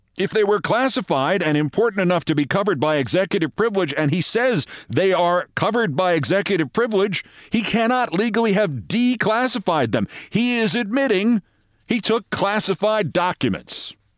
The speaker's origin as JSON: {"language": "English", "town": "New York City", "region": "New York", "country": "United States", "tie": "born or raised there", "said": "Back to the pound in my hometown"}